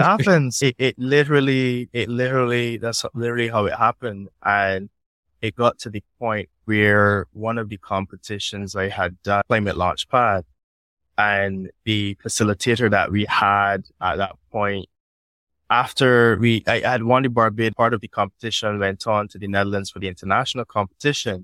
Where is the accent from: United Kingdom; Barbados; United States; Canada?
Barbados; I grew up on the West Coast of Barbados